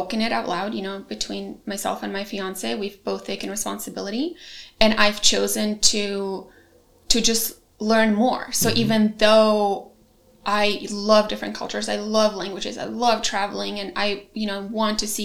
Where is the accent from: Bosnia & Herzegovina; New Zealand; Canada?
Bosnia & Herzegovina; also born or lived in Germany / Croatia; now in United States; I was born in Bosnia